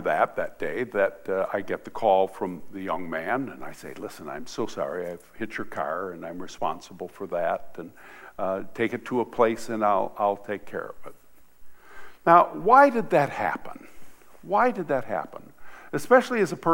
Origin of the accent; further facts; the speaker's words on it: Michigan, United States; also born or lived in Hart, Michigan / Vassar, Michigan; I'm from Michigan